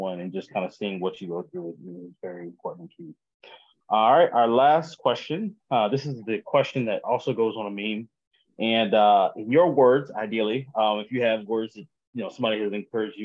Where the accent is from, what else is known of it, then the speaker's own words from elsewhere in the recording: South Carolina, United States; moved away; also born or lived in Texas; I'm from South Carolina, but I lived in Texas for 5 years